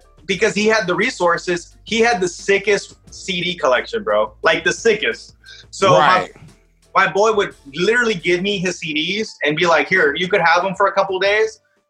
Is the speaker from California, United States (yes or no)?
yes; Palm Desert, California, United States; I was born in Palm Springs. You know, Palm Desert's my hometown, but my parents are from Mexico. So every summer, I would go to Mexico